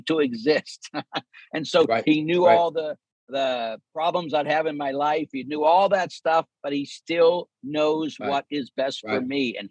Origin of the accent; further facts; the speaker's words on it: Pittsburgh, Pennsylvania, United States; growing up in Pittsburgh